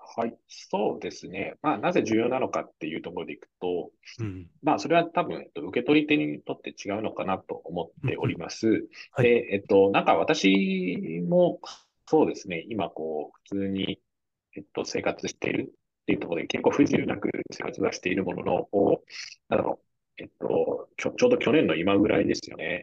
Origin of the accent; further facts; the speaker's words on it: Japan; 僕らたまたま日本に生まれた